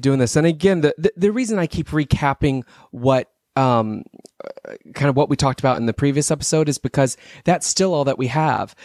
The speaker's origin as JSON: {"language": "English", "region": "Texas", "country": "United States", "said": "I'm from Texas originally."}